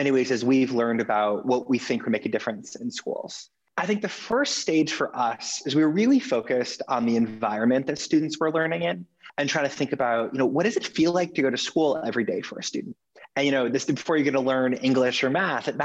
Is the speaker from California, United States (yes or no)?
yes; Los Angeles, California, United States; I grew up in Los Angeles